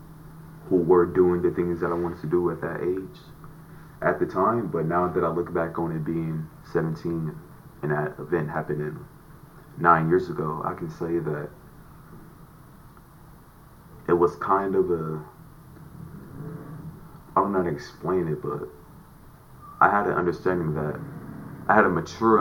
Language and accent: English; Los Angeles, California, United States; I grew up in the Nickerson Gardens